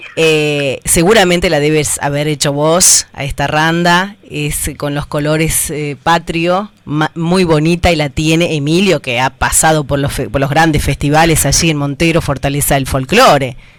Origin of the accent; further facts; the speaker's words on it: Tucumán, Argentina; nosotros como tucumanos